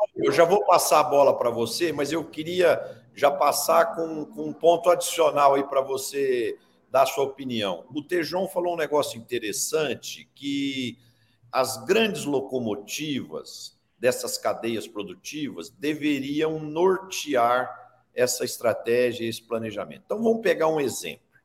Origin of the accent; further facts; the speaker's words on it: Brazil; eu pessoalmente, como brasileiro